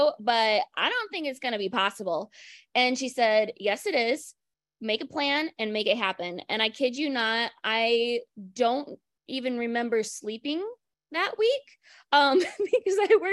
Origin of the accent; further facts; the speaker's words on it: Michigan, United States; I'm from Michigan